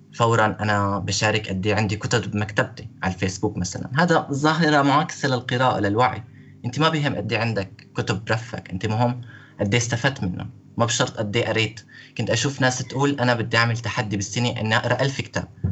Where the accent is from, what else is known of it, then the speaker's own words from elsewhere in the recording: Syria; moved away as an adult; now in Hungary; انا كسوري عايش بهنغاريا